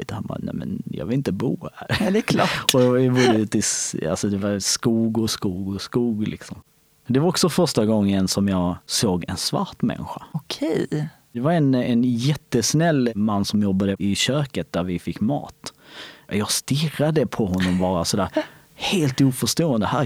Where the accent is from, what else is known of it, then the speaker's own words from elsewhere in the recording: Kosovo; now in Sweden; Alltså visst, vi hade ju skog i, hemma i Kosovo också. Men det var, inte, det var inte så stort, det var inte så mycket som här.